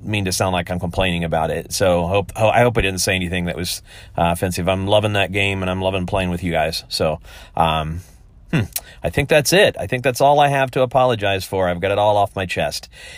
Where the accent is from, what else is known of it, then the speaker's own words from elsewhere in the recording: upper Midwest, northern Indiana, United States; I was raised in the upper Midwest, kind of the northern half of Indiana. It's an area founded by primarily by Pennsylvania Dutch people.